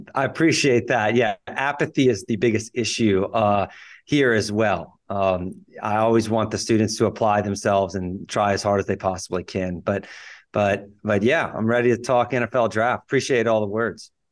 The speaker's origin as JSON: {"language": "English", "region": "Louisiana", "country": "United States", "said": "I graduated undergrad at L S U, so I'm, I'm pretty local to Louisiana"}